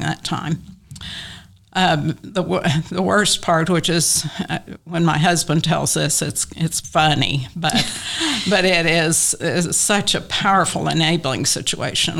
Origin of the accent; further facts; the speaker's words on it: Western Oklahoma, United States; also born or lived in Tulsa; now in Oklahoma City, United States; I grew up in Western Oklahoma